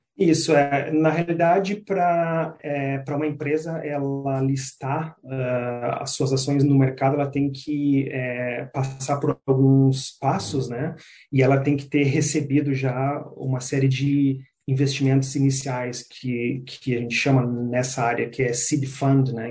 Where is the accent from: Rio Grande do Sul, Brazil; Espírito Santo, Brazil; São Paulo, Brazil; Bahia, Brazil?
Rio Grande do Sul, Brazil; Porto Alegre; moved away as an adult; now in New Zealand; sou de Porto Alegre, da região sul do Brasil.